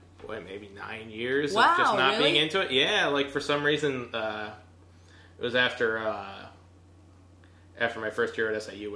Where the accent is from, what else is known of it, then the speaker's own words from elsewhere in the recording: Morton Grove, Illinois, United States; I grew up in Morton Grove.